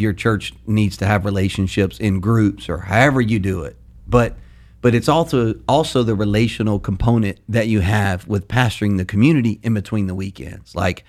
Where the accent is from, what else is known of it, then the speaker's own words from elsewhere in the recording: Louisiana, United States; That's how we say it in Louisiana.